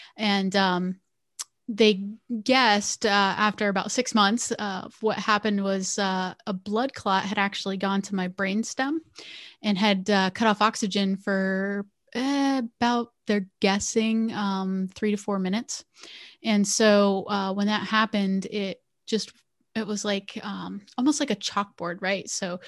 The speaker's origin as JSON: {"language": "English", "town": "Bloomsburg", "region": "Pennsylvania", "country": "United States", "tie": "born or raised there", "said": "So I grew up on the East Coast of the United States. So I grew up in a little town called Bloomsburg, Pennsylvania."}